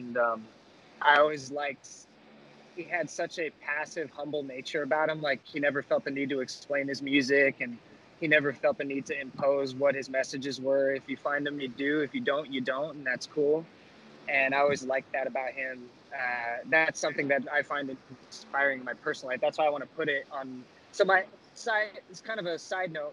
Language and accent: English; Los Angeles, California, United States; growing up in Los Angeles